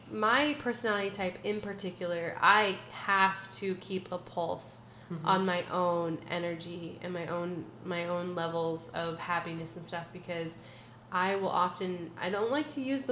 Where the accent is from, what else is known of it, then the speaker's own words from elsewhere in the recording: Oregon, United States; So I grew up on the Oregon coast. So the ocean will always be my resting place.